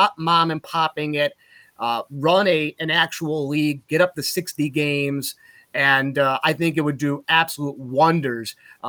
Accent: Utica, New York, United States; moved away as an adult; also born or lived in New Hartford, New York; now in Eau Claire, Wisconsin, United States; I'm very prideful of Utica, very prideful of my hometown

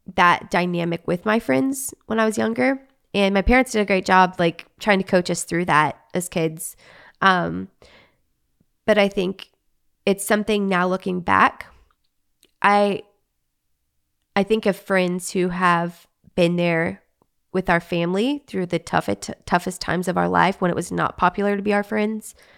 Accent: Arkansas, United States; moved away as an adult; also born or lived in Texas; now in Los Angeles, United States; I was raised in Arkansas, lived in Arkansas my whole life until I was married, um, four years ago

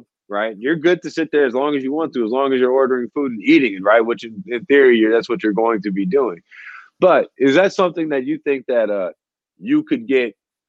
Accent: Louisiana, United States; growing up in Louisiana

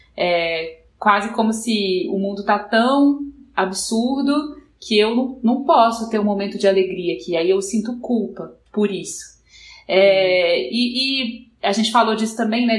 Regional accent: Minas Gerais, Brazil; eu sou mineira

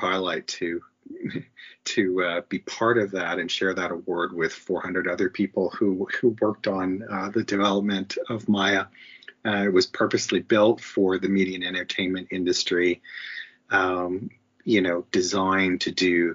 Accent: Canada; being a Canadian

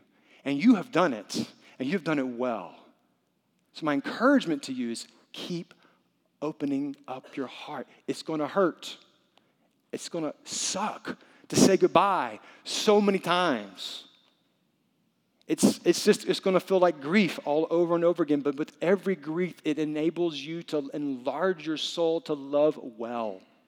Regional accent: the South, United States; I'm from the South. I speak English. I'm very white in a very brown culture.

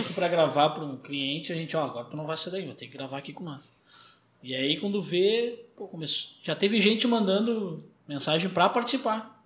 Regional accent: Porto Alegre, Rio Grande do Sul, Brazil; eu sou gaúcho de Porto Alegre

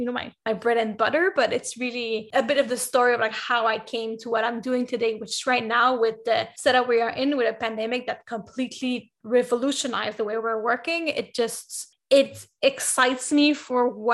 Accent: Canada; I'm Canadian, and where I'm from in Canada

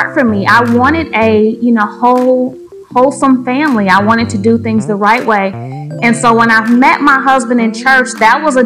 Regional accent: Grand Rapids, Michigan, United States; I was born in Grand Rapids, Michigan in January

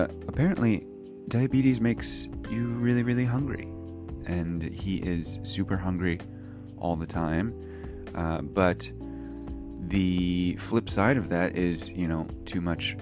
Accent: United States; now in Japan; I'm an American English teacher living in Japan

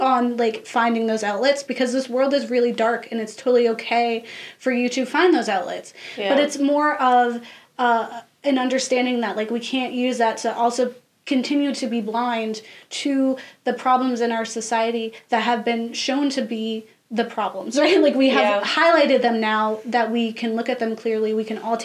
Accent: United States; being an American and understanding how Americans think

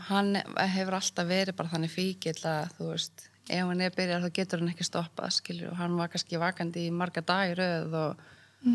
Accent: Reykjavík, Capital Region, Iceland; also born or lived in Odense, Denmark / Siglufjörður (ancestry) / Ólafsfjörður (ancestry); ég er ættu frá Siglufjörðu og Ólusverði en ég var alltaf okay. búið í Reykjavík

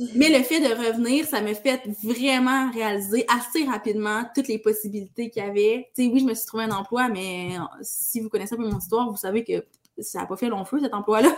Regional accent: Val-d'Or, Quebec, Canada; now in Rouyn-Noranda, Canada; j'ai grandi à Val d'Or

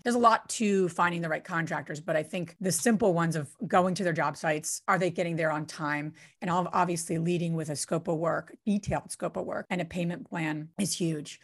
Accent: New Jersey, United States; I'm from Jersey

